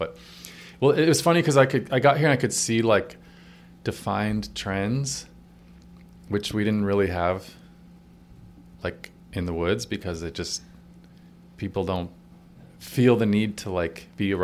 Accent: Colorado, United States; moved away as an adult; also born or lived in New York City; I grew up in Colorado, went to college

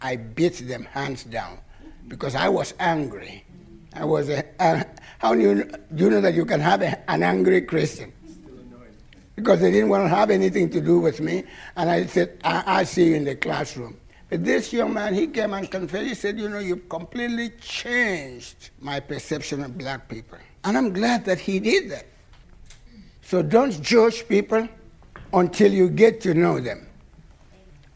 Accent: Nigeria; moved away; when we were growing up in Nigeria

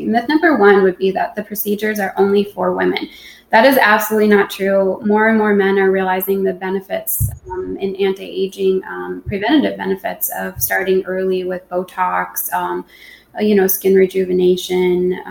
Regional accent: Minnesota, United States; moved away; my home state of Minnesota

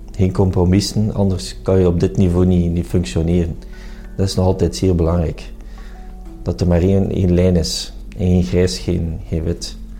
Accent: Flanders, Belgium; Ik ben ook Vlamingen en België hart en nieren

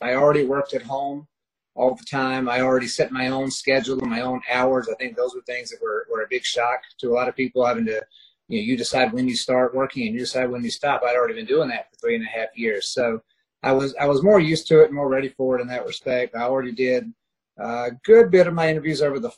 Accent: Douglasville, Georgia, United States; also born or lived in Columbus, Georgia / Fresno, California / Smyrna, Georgia; I'm a Georgia native, born in Columbus, Georgia. I was raised in Douglasville, kind of on the outskirts of Atlanta.

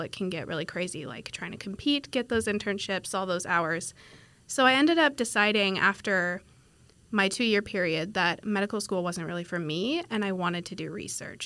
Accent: Washington, United States; moved away as an adult; now in Fort Worth, United States; I'm from Washington State, so not from Texas, very far away from home.

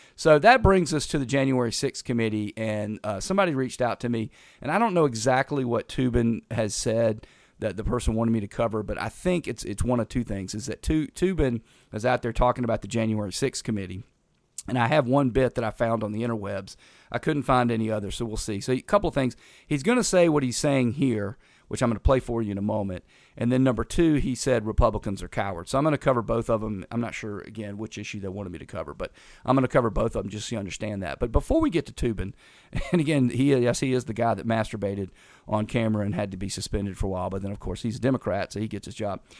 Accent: North Carolina, United States; moved away as an adult; also born or lived in Tallahassee, Florida; I was from North Carolina

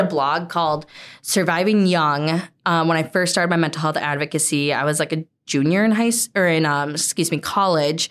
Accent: Hudson, Wisconsin, United States; born and raised in Hudson

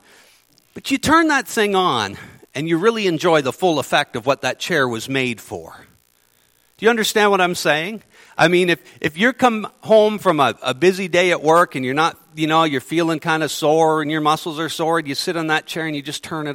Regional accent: Ontario, Canada; moved away as an adult; now in Manitoba, Canada; I'm from Ontario. I've only been in Manitoba since March

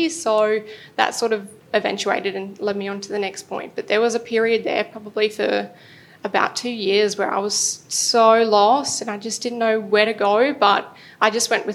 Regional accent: Toowoomba, Queensland, Australia; moved away as an adult; also born or lived in Brisbane; I moved to Brisbane from Toowoomba

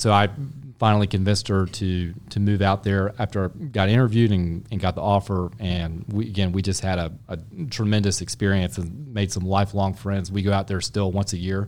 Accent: Charlotte, North Carolina, United States; I grew up in Charlotte. I'm a native Charlatan

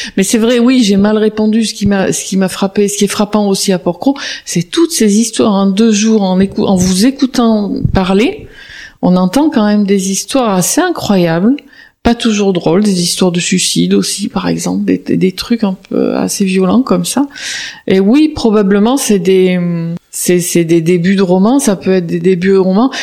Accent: Marseille, Provence-Alpes-Côte d'Azur, France; j'ai grandi à Marseille

